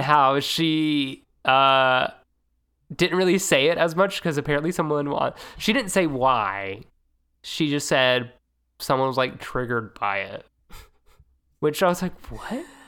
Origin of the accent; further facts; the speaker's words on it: the South, United States; also born or lived in Tennessee; not originally, but we're from the South